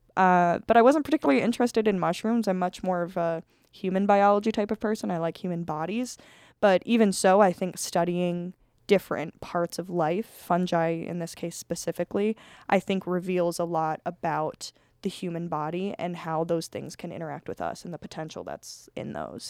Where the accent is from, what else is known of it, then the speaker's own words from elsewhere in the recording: Colorado, United States; I'm from Colorado